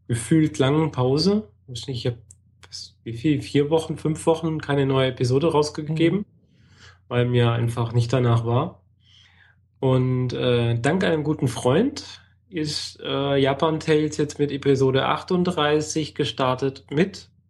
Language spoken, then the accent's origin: German; Germany; Ich bin Deutsche.